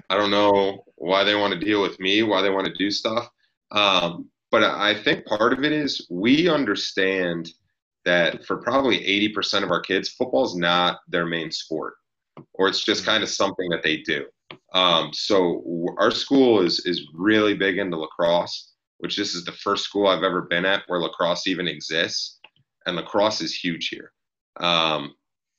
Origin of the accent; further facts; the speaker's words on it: Cleveland, Ohio, United States; also born or lived in South Carolina; I grew up in Cleveland, blue collar, no collar area, where football was big time.